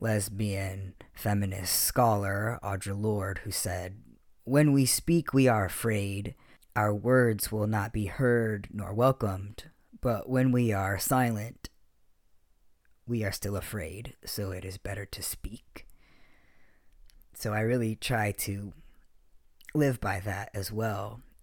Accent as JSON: {"language": "English", "region": "Okinawa", "country": "Japan", "tie": "born or raised there", "also_born_or_lived": "Heidelberg, Germany", "said": "I grew up overseas on American military bases in Okinawa, Japan, and Heidelberg, Germany."}